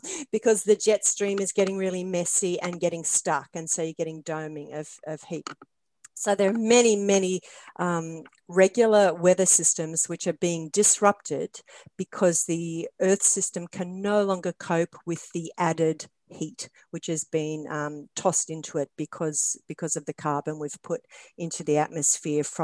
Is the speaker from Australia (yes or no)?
yes; Australia; I'm Australian, and so maybe it's just an accent thing.